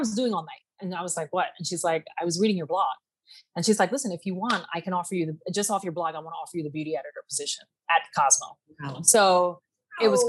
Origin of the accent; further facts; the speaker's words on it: New York City, New York, United States; I grew up in South Jamaica, Queens, which is probably one of the worst neighborhoods in America